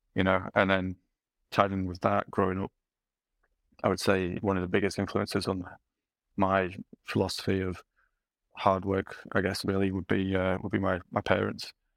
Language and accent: English; Yorkshire and the Humber, United Kingdom; as a Yorkshireman